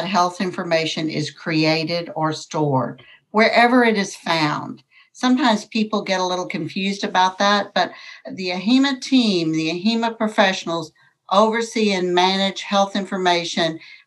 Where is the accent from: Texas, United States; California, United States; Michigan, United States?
Texas, United States; Gainesville; moved away as an adult; also born or lived in Fort Worth, Texas; I'm from Gainesville, Texas, which is a small town in North Texas, and I went to work at 18 years of age at Gainesville Memorial Hospital